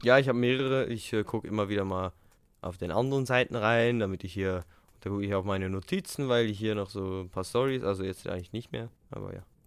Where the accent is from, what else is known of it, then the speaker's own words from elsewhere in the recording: Switzerland; accent: Swiss; Weil wir Schweizer sind